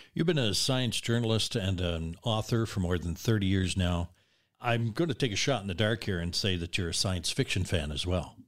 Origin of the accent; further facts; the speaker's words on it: Nova Scotia, Canada; now in British Columbia, Canada; Growing up in Nova Scotia in the seventies